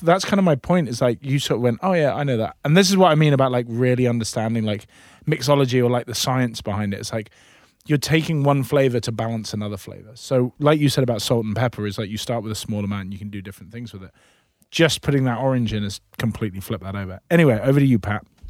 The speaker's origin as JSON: {"language": "English", "region": "Scotland", "country": "United Kingdom", "moved": "yes", "lives_now": "United States", "said": "I'm Scottish"}